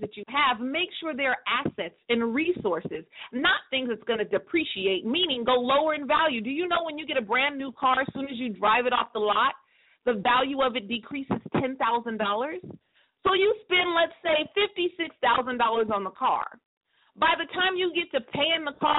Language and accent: English; Northern California, United States; my hometown in Northern California